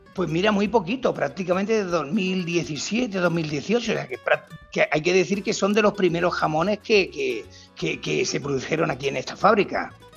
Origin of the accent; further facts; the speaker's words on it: Valle de los Pedroches, Andalusia, Spain; moved away; para mí esa es mi tierra